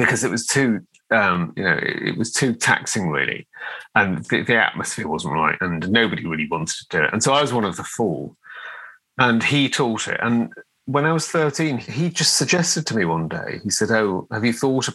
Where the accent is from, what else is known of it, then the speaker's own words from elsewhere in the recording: Liverpool, North West England, United Kingdom; I grew up in Liverpool, and I was born in 1969, so I was growing up in Liverpool in the kind of 70s era